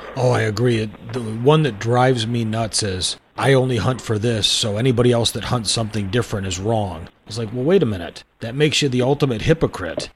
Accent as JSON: {"language": "English", "region": "Michigan", "country": "United States", "tie": "born or raised there", "said": "when I was a kid growing up I grew up in Michigan"}